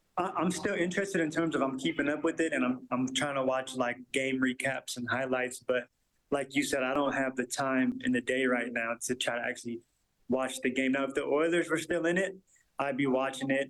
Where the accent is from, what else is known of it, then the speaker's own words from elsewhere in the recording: Seattle, Washington, United States; moved away as an adult; now in Edmonton, Canada; I was born and raised in Seattle